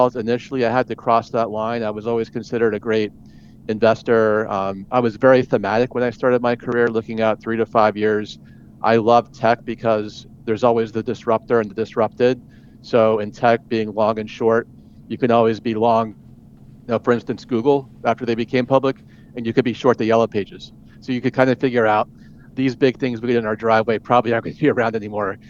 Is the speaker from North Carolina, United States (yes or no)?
no; Atlanta, Georgia, United States; moved away as an adult; also born or lived in Pennsylvania; I grew up in Georgia in the Atlanta suburbs.